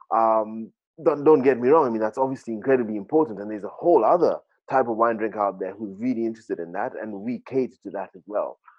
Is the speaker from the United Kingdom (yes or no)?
no; Kenya; growing up in Kenya